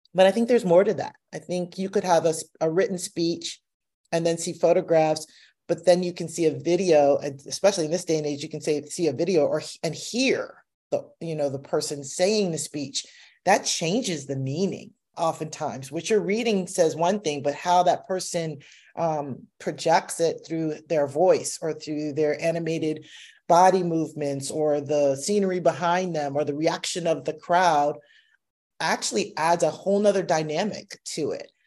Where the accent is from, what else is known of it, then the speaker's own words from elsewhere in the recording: United States; I'm a descendant of slaves, but I'm American. and I identify as American.